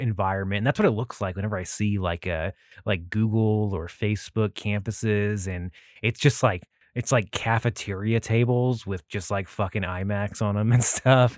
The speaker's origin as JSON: {"language": "English", "country": "United States", "said": "I am an American"}